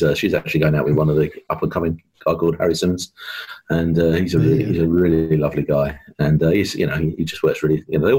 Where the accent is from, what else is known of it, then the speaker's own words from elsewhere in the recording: Southend-on-Sea, East of England, United Kingdom; moved away as an adult; also born or lived in Yorkshire; I'm from Essex originally. So I was born down. I was born down in down in Southend. So sort of grew up there and then moved up to Yorkshire when I was at uni.